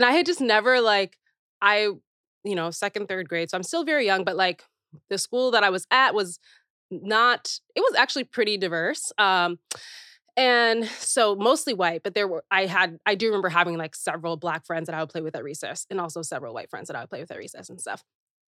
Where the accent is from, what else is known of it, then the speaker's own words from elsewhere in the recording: Naperville, Illinois, United States; I was born in Chicago area